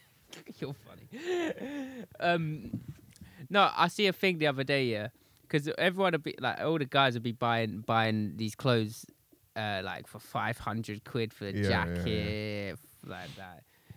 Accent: Grays, East of England, United Kingdom; I'm from Grays in Essex.

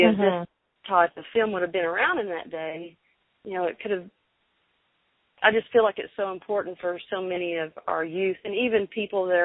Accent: Arkansas, United States; I'm from Arkansas

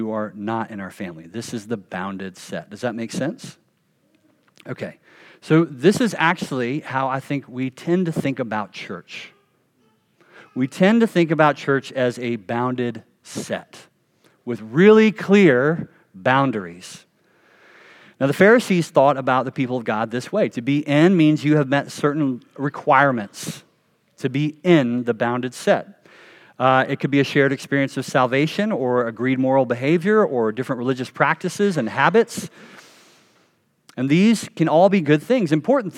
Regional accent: the South, United States; I grew up Baptist in the South

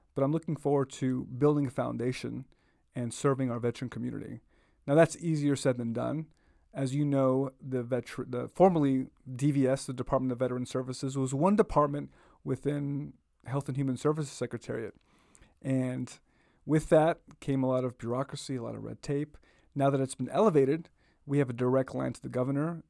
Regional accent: Boston, Massachusetts, United States; also born or lived in Puerto Rico; I went to elementary school, grew up in Roxbury for a number of years

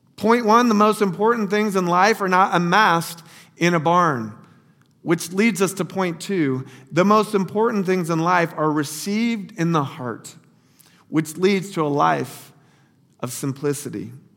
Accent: Lake Wales, Florida, United States; moved away as an adult; also born or lived in Lower Fairfield County, Connecticut; little Lake Wales, Florida, my hometown

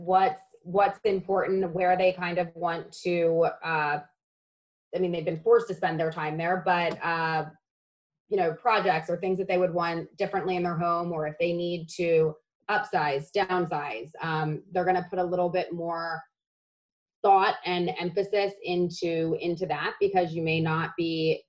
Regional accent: Lancaster, Pennsylvania, United States; I'm from Lancaster, which, has a lot of German influence there. So pork and sauerkraut is definitely something that I always grew up

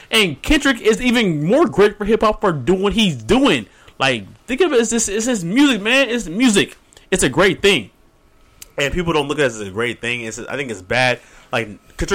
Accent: Chino Hills, California, United States; I grew up in Chino Hills, California, in the suburbs

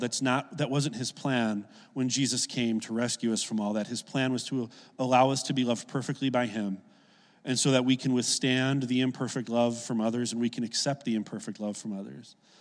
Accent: Oak Lawn, Illinois, United States; I grew up in Oak Lawn, a south suburb of Chicago

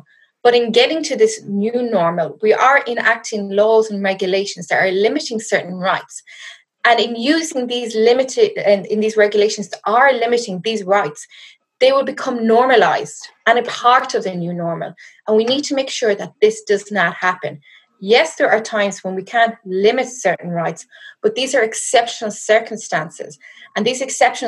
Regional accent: west of Ireland, Ireland; moved away as an adult; now in South Africa; you'll hear from my accent. I am not from South Africa. I'm currently hiding out in my parents' house in the west of Ireland.

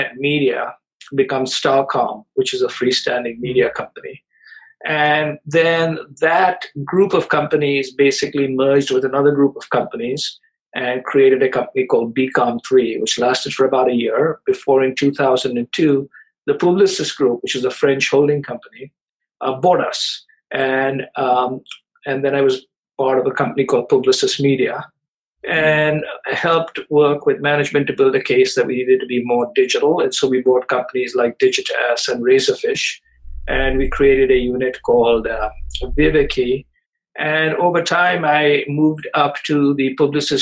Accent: India; moved away as an adult; also born or lived in Chicago, United States; I grew up in India

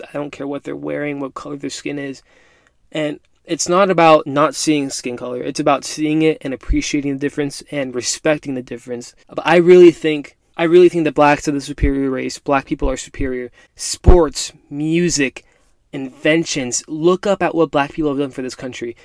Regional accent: United States; I'm a first generation Mexican American. Mom and dad both born and raised in Mexico, both immigrated to the US

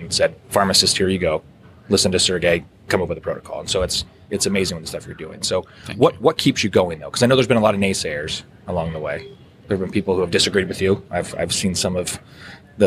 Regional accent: Southern Ohio, United States; I'm from Southern Ohio

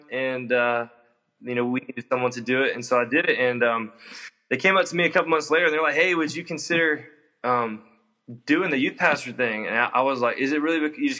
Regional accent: Atlanta, Georgia, United States; moved away as an adult; now in Mobile, United States; I grew up in North Atlanta.

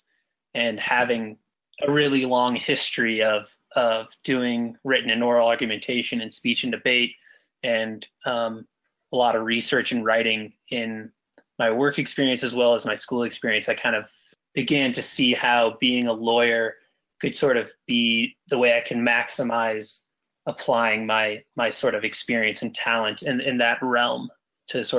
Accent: Colorado, United States; I am from Colorado. I was born in Colorado and I still live here in Denver

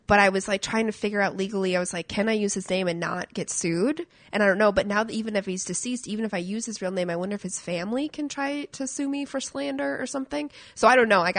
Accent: Midwest, United States; I have opinions on the Trump thing, uh, just from growing up in Middle America, and I firmly see how.

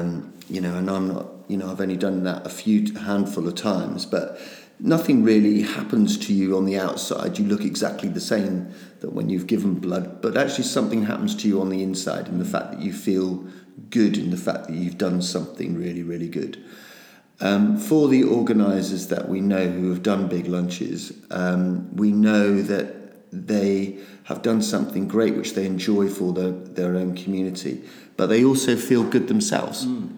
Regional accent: United Kingdom; even though we're incredibly British

